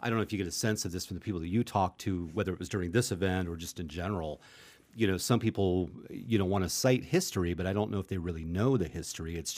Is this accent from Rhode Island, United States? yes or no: no; area just south of Cleveland, Ohio, United States; I'm from this area that's like just south of what we are currently, but not very, very long, calling the Cleveland Indians